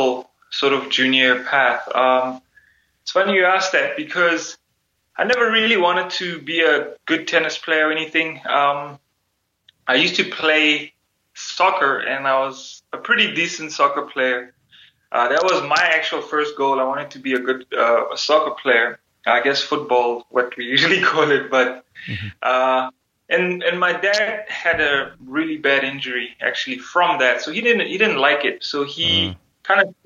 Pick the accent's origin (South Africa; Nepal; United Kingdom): South Africa; moved away as an adult; now in United States; growing up in South Africa at that time was quite difficult